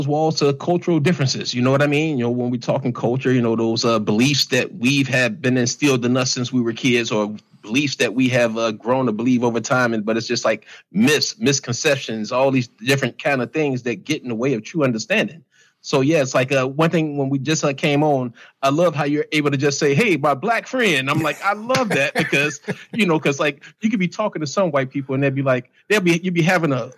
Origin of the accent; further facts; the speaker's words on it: United States; I was born in America.